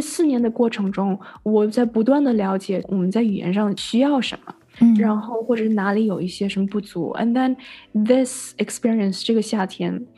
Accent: Canada; 我小的时候，you know，学法语也好，学西班牙语也好，都是在跟学校有学过，在加拿嗯。大法语是官方语言，所以我小的时候吃的哦。cereals上面都是双语的

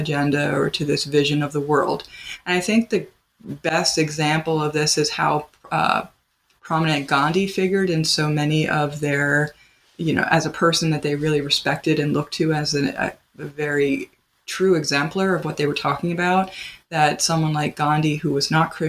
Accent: Pennsylvania, United States; now in Wisconsin, United States; I'm from Pennsylvania

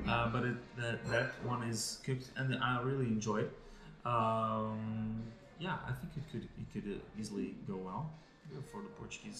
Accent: Taiwan; English is a second language; I'm from Taiwan.

